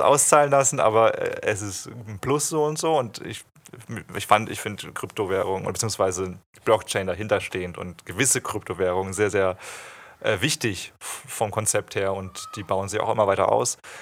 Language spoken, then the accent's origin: German; Bühlertal, Baden-Württemberg, Germany; also born or lived in Stralsund; ich bin an Baden-Baden in der Nähe da aufgewachsen, in Bühlertal. Komme eigentlich ursprünglich aus dem Osten, aus Stralsund. Da bin ich geboren zumindest